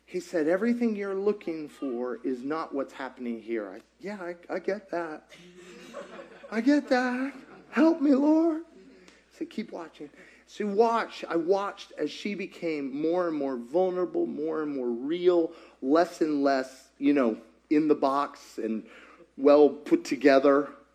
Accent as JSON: {"language": "English", "region": "Kentucky", "country": "United States", "tie": "born or raised there", "moved": "yes", "lives_now": "Georgia, United States", "said": "I grew up in Kentucky"}